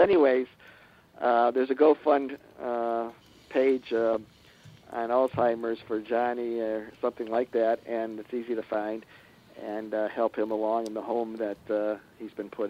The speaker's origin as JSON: {"language": "English", "town": "Shaker Heights", "region": "Ohio", "country": "United States", "tie": "born or raised there", "said": "I was raised in Shaker Heights, and some of my fellow graduates made it in Hollywood"}